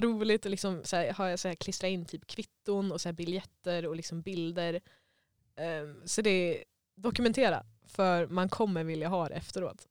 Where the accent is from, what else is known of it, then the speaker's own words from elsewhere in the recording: Sweden; also born or lived in Germany; jag var svensk